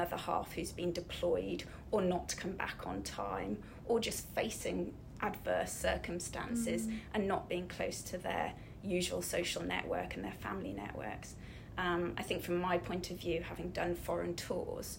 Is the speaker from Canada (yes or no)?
no; Snowdonia, Wales, United Kingdom; I was brought up in Snowdonia